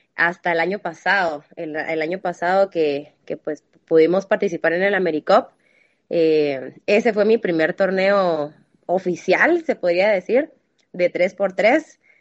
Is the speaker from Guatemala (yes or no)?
yes; Guatemala; tengo 26 años, soy de Guatemala